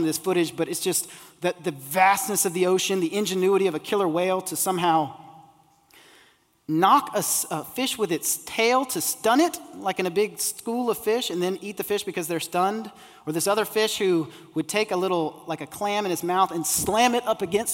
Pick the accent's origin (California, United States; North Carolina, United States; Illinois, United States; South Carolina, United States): South Carolina, United States; Isle of Palms; I grew up on the Isle of Palms